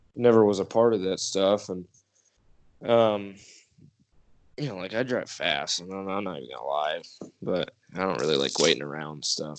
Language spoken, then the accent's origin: English; New York, United States; moved away; I'm straight out of New York